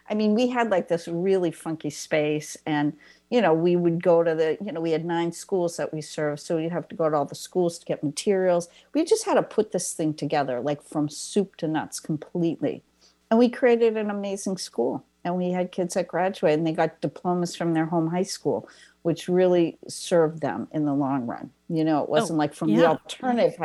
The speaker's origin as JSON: {"language": "English", "region": "East Coast", "country": "United States", "said": "I'm from the East Coast"}